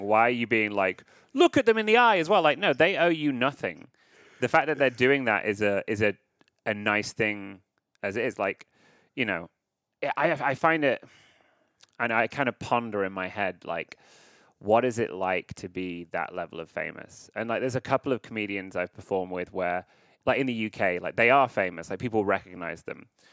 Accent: United Kingdom; now in Los Angeles, United States; I live in L A, listeners, even though I am British

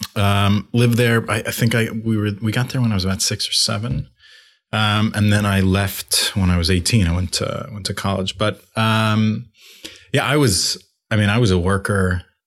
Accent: Long Island, Five Towns, New York, United States; moved away as an adult; I grew up in Long Island.

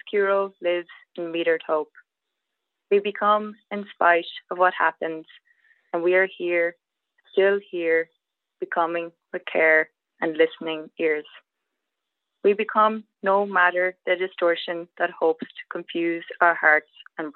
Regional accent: Sligo, Connacht, Ireland; moved away as an adult; also born or lived in Galway, Ireland; now in Atlanta, United States; I lived in Galway City for 14 years before I moved here, and I'm from Sligo.

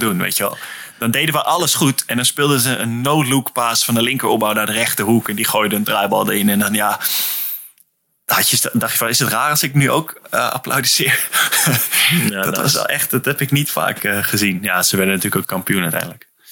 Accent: Netherlands; moved away; also born or lived in Nordhorn, Germany; als Nederlander in Duitsland

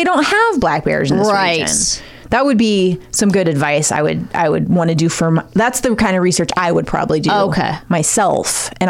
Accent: Ohio, United States; I'm from Ohio.

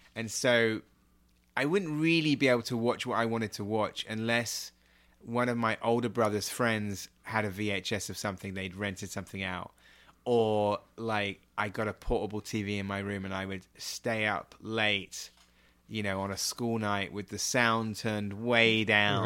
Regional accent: Swanage, South West England, United Kingdom; I grew up in Dorset in a town called Swanage

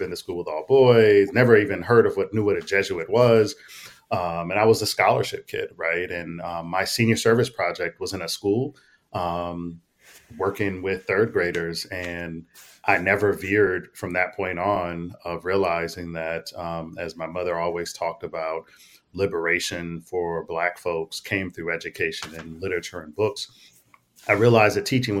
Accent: Detroit, Michigan, United States; my time growing up in Detroit

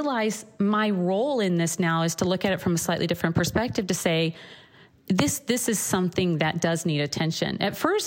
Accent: Missouri, United States; also born or lived in Chicago; now in California, United States; growing up in Missouri

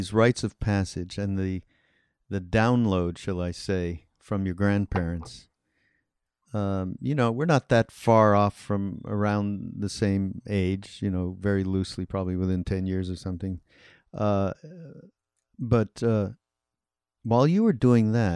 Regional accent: Montreal, Quebec, Canada; I'm from Canada and I'm from Montreal

